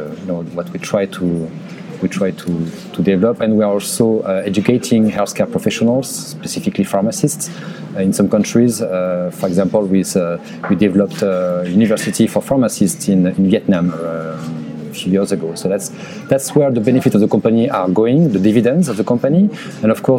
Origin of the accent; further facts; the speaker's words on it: France; accent: French; English is a second language; moved away as an adult; also born or lived in Canada / Los Angeles, United States; now in United States; I was raised and born in France, as you can hear, and with my accent